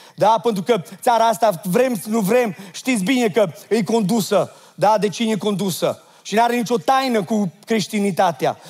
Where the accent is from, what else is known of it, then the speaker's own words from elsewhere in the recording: Oradea, Bihor County, Romania; am fost născut în Oradea